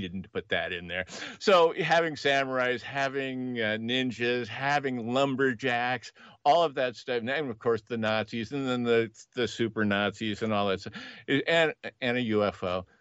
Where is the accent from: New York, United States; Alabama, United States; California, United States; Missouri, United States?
California, United States; Los Angeles; I was born in Northern California, but I, I spent most of my formative years in L